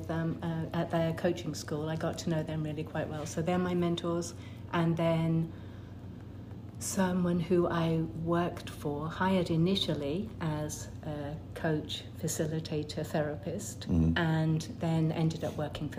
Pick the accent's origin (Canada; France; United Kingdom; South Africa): United Kingdom; now in Middleton, United States; Grew up in the UK. The accent usually gives it away.